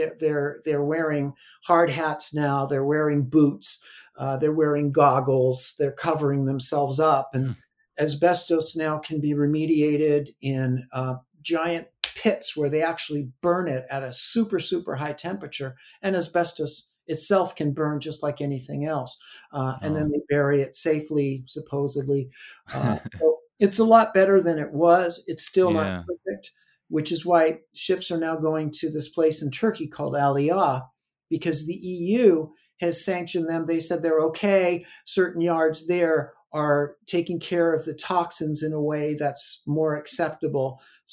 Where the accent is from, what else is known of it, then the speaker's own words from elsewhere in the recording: Southern California, United States; I'm from Southern California.